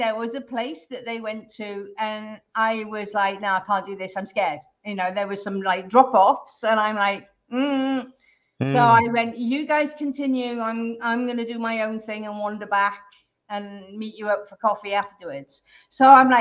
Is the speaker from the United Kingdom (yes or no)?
yes; United Kingdom; I'm originally from the UK